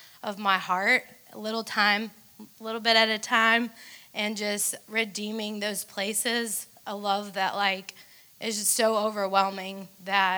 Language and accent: English; Atlanta, Georgia, United States; I'm from Atlanta